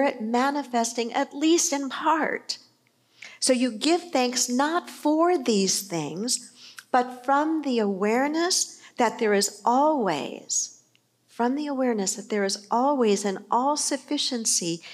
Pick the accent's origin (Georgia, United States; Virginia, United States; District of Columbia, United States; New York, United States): New York, United States; New York City; I was born in New York. I was born in Queens.